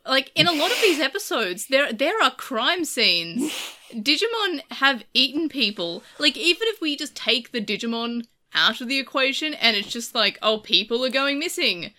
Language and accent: English; Australia; I'm Australian. No one expects me to speak English fluently, despite it's the language that we speak here